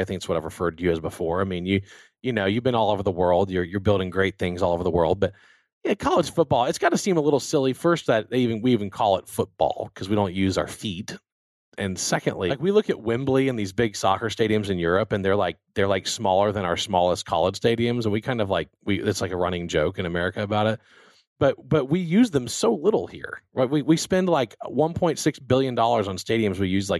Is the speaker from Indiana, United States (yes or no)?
no; Baton Rouge, Louisiana, United States; we beat Southern University out of my hometown of Baton Rouge. The Astros are, you know, I'm a Texas guy.